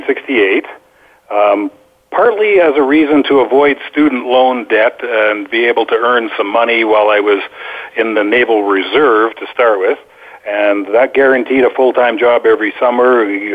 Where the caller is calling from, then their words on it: Boquete, Chiriquí, Panama; I'm calling in from Boquete, Panama, where the stars have aligned, but the weather may not cooperate.